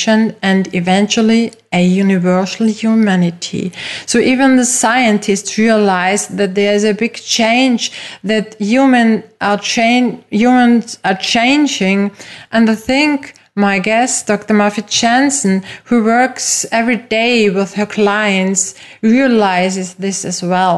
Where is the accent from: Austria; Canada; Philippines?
Austria; first language German; English is a second language; I am from Austria, which is a very small and traditional European country with lovely mountains and nice lakes. My first language is German